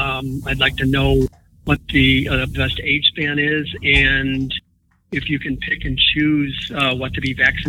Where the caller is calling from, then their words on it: Laguna Hills, California, United States; I'm calling from Laguna Hills, California.